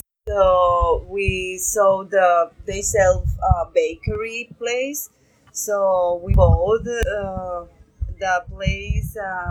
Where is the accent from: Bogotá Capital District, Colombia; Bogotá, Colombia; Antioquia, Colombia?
Antioquia, Colombia; Medellín; English is a second language; now in Palomino, Colombia; I'm from Medellin